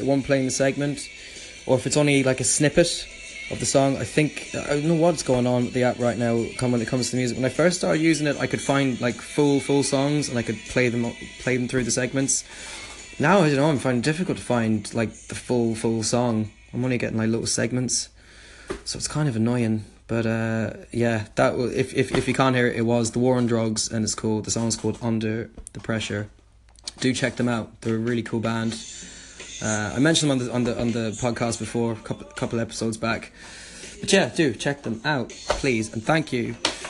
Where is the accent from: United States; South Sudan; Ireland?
Ireland; I'm from Ireland myself.